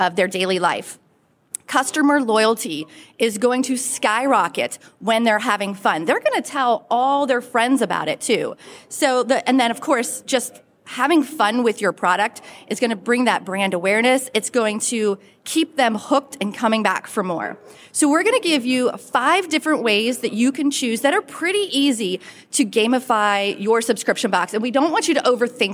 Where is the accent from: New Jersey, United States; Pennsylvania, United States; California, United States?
Pennsylvania, United States; Pittsburgh; now in Western North Carolina, United States; I am originally from the Pittsburgh, Pennsylvania area, bleed black and gold, but now I live in the Blue Ridge Mountains of Western North Carolina